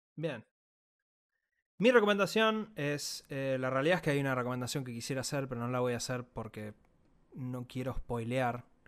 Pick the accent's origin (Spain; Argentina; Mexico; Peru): Argentina